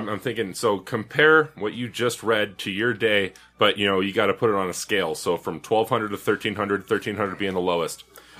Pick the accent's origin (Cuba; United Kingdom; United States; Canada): United States; Alaska; I was spoiled growing up in Alaska